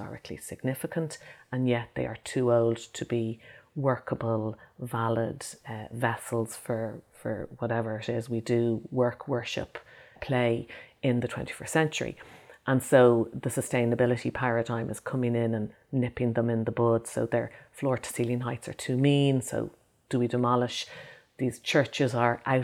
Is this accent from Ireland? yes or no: yes; Ireland; my fellow people growing up in Ireland at the same time as me